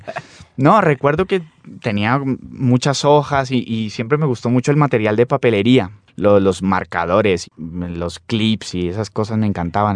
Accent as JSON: {"language": "Spanish", "town": "Popayán", "region": "Cauca", "country": "Colombia", "tie": "born or raised there", "also_born_or_lived": "Cali", "said": "yo nací en Popayán, viví muchos años en Popayán, pero de manera salteada también pero siempre por la familia de mi padre que son caleños, yo pues también incluso viví en Cali también un tiempo"}